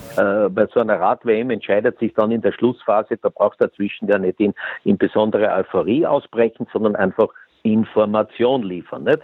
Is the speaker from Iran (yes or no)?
no; Eastern Austria, Austria; wir im Osten